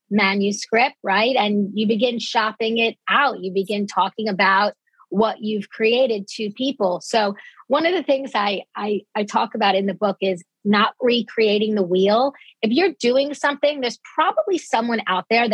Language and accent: English; Dix Hills, New York, United States; I grew up on Long Island. I consider myself very much a Long Island girl